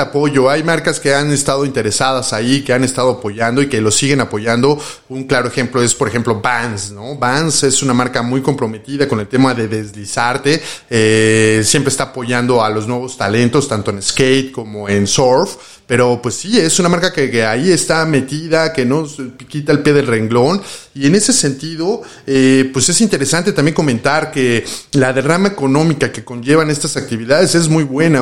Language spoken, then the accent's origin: Spanish; Mexico City, Mexico; nosotros los chilangos